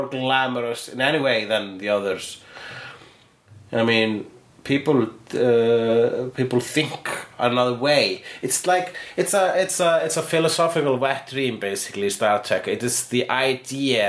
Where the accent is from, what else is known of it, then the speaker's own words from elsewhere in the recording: Iceland; I am an Icelandic